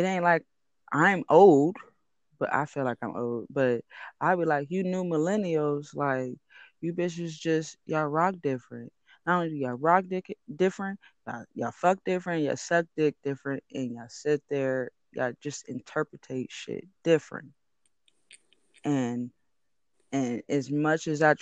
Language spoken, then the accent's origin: English; San Francisco, California, United States; I'm from where I'm from, Frisco.